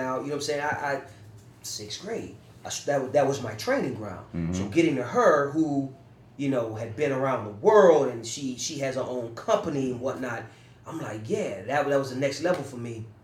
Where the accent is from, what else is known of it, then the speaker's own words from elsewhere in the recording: New Orleans, Louisiana, United States; moved away as an adult; now in New York, United States; I moved from New Orleans to New York thanks to that play you were talking about